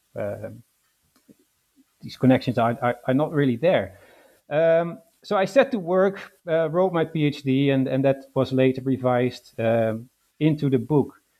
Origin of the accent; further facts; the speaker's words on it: Netherlands; moved away as an adult; also born or lived in London, United Kingdom; now in Glasgow, United Kingdom; I was born in the Netherlands and raised in the Netherlands